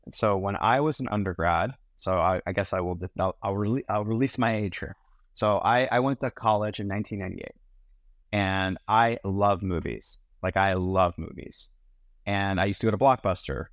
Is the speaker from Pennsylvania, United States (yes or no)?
yes; Pittsburgh, Pennsylvania, United States; also born or lived in London, United Kingdom; Grew up in Pittsburgh